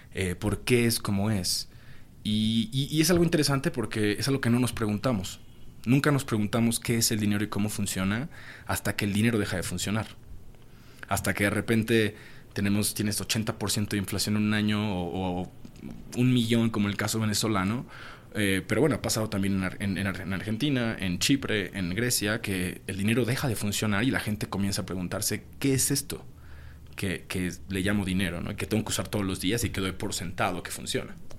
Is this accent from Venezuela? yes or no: no; Mexico; soy, soy de México